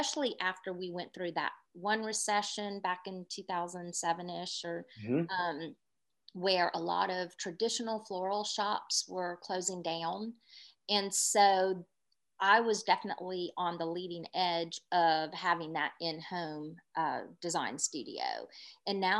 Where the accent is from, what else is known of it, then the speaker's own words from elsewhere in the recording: North Charleston, South Carolina, United States; I was born in North Charleston, and I was born and raised in North Charleston